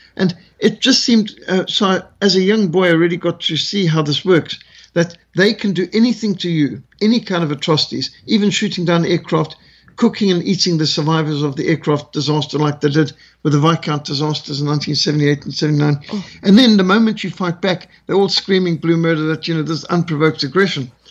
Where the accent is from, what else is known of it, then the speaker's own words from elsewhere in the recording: Zimbabwe; also born or lived in South Africa; I grew up with this in Rhodesia